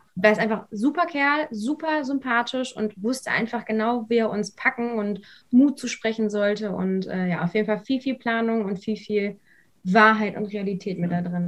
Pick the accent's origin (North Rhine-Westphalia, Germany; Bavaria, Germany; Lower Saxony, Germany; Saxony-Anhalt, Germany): North Rhine-Westphalia, Germany; Lüdenscheid; moved away as an adult; komme ursprünglich aus dem Sauerland, aus Lüdenscheid